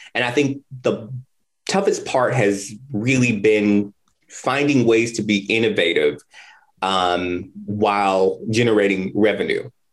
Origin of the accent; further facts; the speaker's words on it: Indianapolis, Indiana, United States; moved away as an adult; I am from Indianapolis, but I have not lived here in many, many years. I moved back in 2019